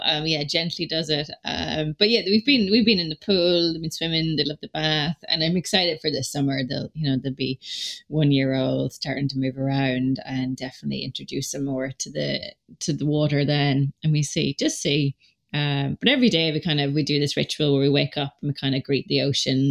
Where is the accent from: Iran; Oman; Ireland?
Ireland; Donegal, Ulster; we're back home where I grew up in Donegal